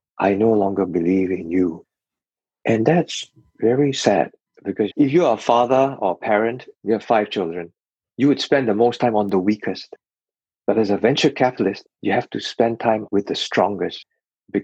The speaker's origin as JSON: {"language": "English", "country": "Singapore", "tie": "born or raised there", "said": "I grew up by the sea. When I was about 8, my father decided to move from Serangoon Gardens to Punggol, which is in the northeast"}